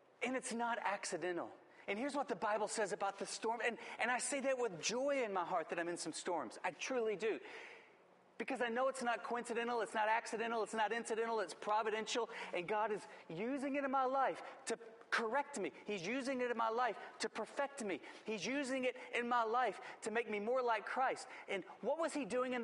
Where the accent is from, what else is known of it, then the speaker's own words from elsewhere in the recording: West Texas, United States; I grew up in West Texas